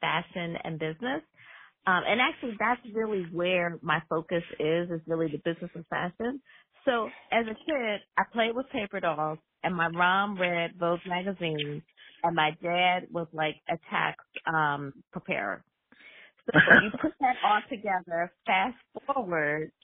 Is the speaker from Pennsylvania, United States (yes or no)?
yes; Philadelphia, Pennsylvania, United States; moved away; I'm originally from Philly